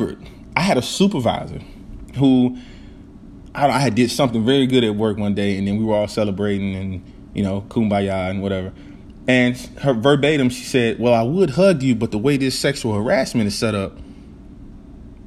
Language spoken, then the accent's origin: English; the South, United States; I'm from the South, and we're from the country